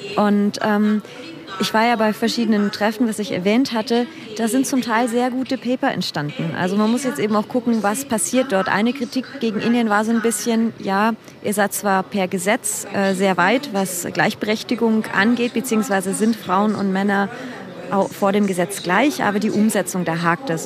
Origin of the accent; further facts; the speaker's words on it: Germany; now in India; ich bin Deutsche